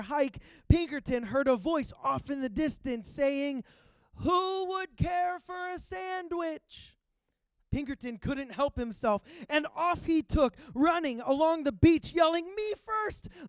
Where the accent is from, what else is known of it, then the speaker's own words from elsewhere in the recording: Pittsburgh, Pennsylvania, United States; moved away; also born or lived in Georgia; I'm originally from Pittsburgh, Pennsylvania